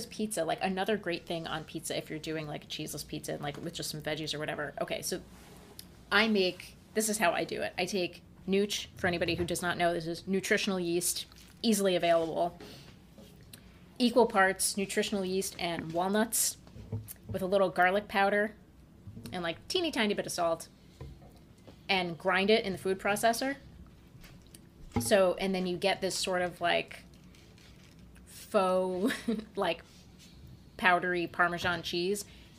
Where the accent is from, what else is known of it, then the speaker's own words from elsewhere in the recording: New York, United States; now in Puerto Rico; this is Puerto Rico. I'm from New York.